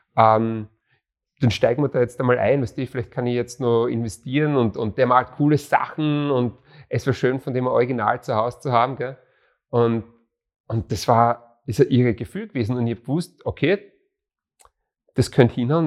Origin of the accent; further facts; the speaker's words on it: Graz, Styria, Austria; also born or lived in Bruck an der Mur / Monterey, California; wir sind ja Grazer